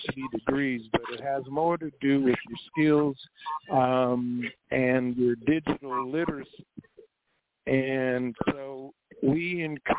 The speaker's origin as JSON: {"language": "English", "area": "Niger Delta", "region": "Akwa Ibom", "country": "Nigeria", "tie": "born or raised there", "said": "I'm from the Niger Delta region of Nigeria, the oil-producing area, Akwa Ibom State is my home"}